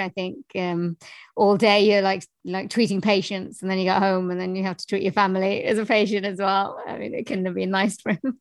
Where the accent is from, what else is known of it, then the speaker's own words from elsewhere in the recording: Wales, United Kingdom; I am from Wales in the UK